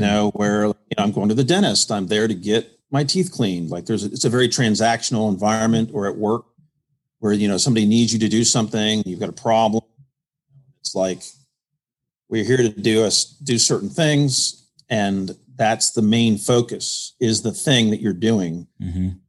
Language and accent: English; Washington, District of Columbia, United States; also born or lived in Connecticut / Indiana; now in Greenville, United States; I'm originally from the Washington, D.C. area